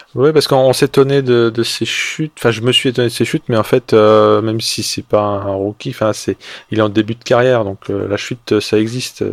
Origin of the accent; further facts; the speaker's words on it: France; nous, en tant que Français